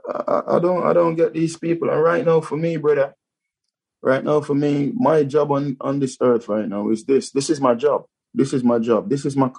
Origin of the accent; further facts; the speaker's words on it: Jamaica; now in United Kingdom; I'm a black man and I'm from Jamaica